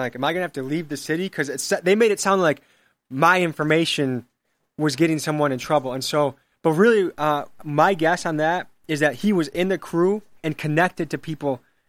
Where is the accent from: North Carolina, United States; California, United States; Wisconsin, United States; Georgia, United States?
Wisconsin, United States; Milwaukee; Like, I guess some people didn't know I was from Milwaukee. They thought I drove from somewhere to do this.